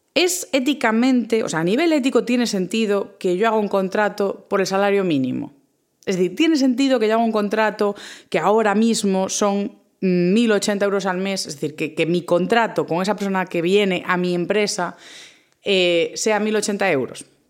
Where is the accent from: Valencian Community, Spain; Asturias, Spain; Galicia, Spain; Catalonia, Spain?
Galicia, Spain; A Coruña; yo soy del norte, soy de Galicia, a Coruña